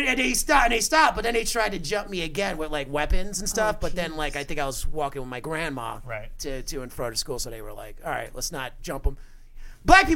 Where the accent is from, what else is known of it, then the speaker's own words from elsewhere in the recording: New York City, New York, United States; I grew up in Brooklyn